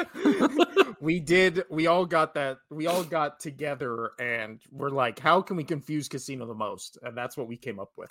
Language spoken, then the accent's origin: English; Las Vegas, Nevada, United States; U N L V is my hometown